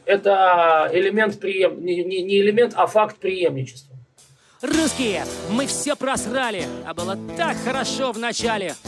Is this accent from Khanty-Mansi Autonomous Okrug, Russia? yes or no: no; Moscow, Russia; now in Brooklyn, United States; Я москвич